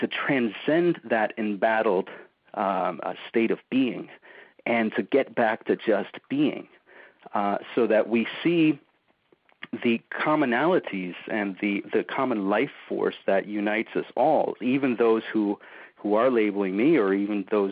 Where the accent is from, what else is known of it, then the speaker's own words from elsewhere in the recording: Argentina; moved away; I'm from Argentina originally, so I've always considered myself an immigrant